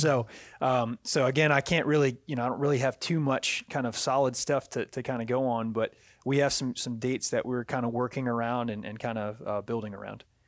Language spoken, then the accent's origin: English; Virginia, United States; also born or lived in Louisiana; now in Jacksonville, United States; I'm from Virginia originally